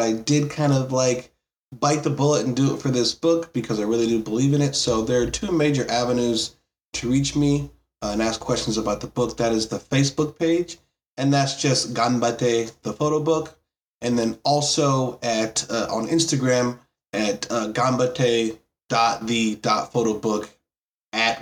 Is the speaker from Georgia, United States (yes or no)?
no; New York, United States; I'm originally from New York.